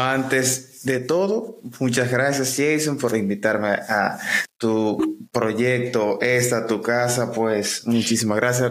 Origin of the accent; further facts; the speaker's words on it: Santiago de los Caballeros, Santiago, Dominican Republic; Soy oriundo de Santiago, vivo en República Dominicana